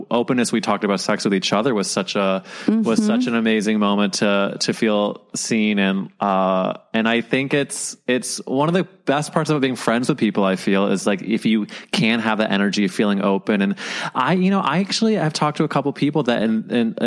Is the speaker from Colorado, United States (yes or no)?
no; St. Louis, Missouri, United States; moved away; my hometown newspaper